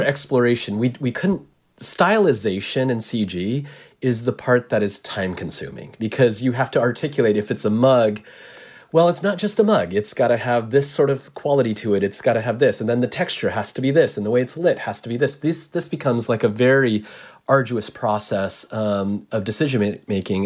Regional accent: United States; I'm Japanese American

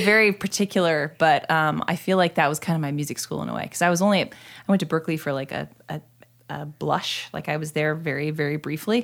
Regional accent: two hours north of Sacramento, Northern California, United States; moved away as an adult; I was born in Sacramento and then raised two hours north of Sacramento, inland

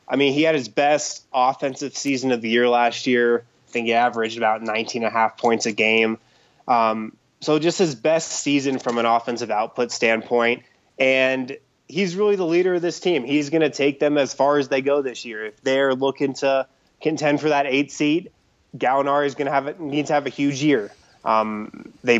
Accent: Boulder, Colorado, United States; also born or lived in New York; now in Denver, United States; I grew up in Boulder. I was born on the East Coast, but moved out to Boulder when I was like 6 years old. So I grew up there

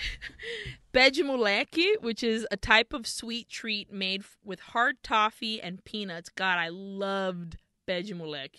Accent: Brazil; growing up in Brazil

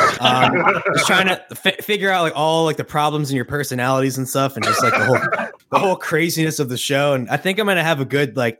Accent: Monmouth County, New Jersey, United States; I grew up in Monmouth County, New Jersey, if you know where that is, like along the north part of the shore

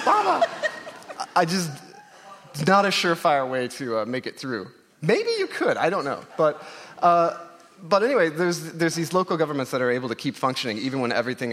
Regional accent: Oklahoma, United States; I grew up in Oklahoma. I'm part Cherokee, and it's always been... I grew up in the Cherokee Nation

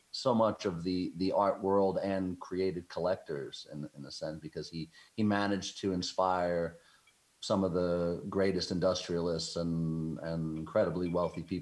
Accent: New York, United States; I grew up in New York

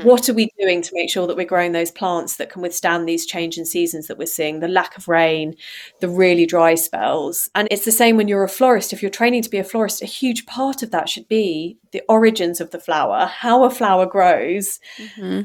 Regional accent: United Kingdom; also born or lived in Amsterdam, Netherlands / Farnham; now in Devon, United Kingdom; being British

